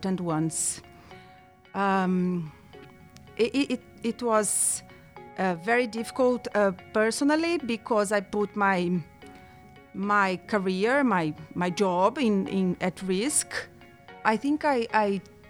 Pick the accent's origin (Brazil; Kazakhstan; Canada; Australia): Brazil; I'm from Brazil.